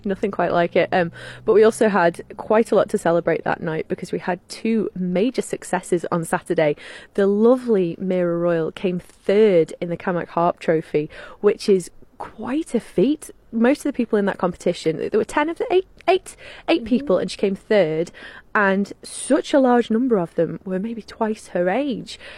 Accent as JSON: {"language": "English", "country": "Isle of Man", "said": "here's England and here's Ireland and we're right in the middle"}